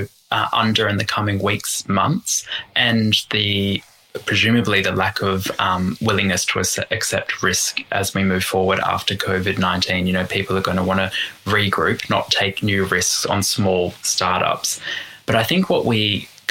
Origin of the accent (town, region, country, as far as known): Australia